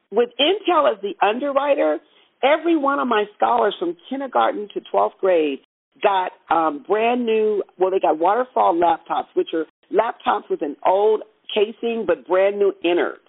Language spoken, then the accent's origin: English; Southern California, United States; now in Bay Area, United States; I was born and raised in California, uh, in Southern California